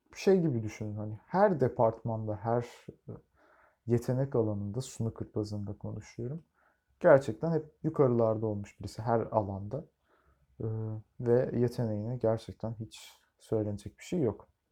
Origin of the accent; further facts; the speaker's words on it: Turkey; biz Türkler olarak